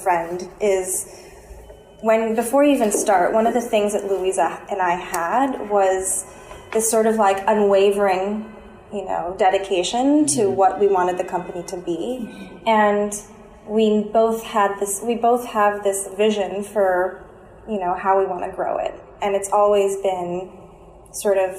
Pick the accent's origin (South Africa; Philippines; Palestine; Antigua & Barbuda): Philippines; now in New York, United States; I'm originally from the Philippines